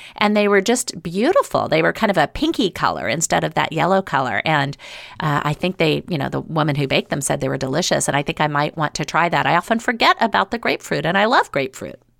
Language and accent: English; the South, United States; moved away as an adult; now in Seattle, United States; I grew up in the South